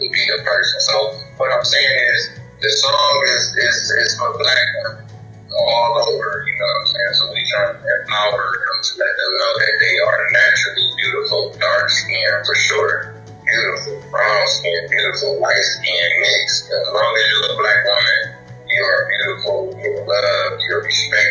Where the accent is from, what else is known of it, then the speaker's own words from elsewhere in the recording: United States; if I was coming from America, we only had, or at least when I was in school, you know what I'm saying, we only had access to explore Spanish class